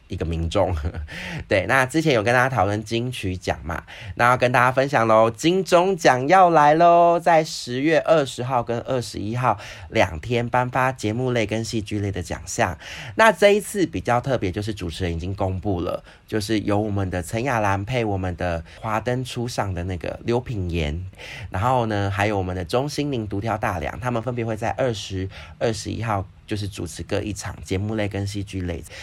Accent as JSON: {"language": "Chinese", "country": "Taiwan", "said": "我觉得我们台湾人就是棒棒"}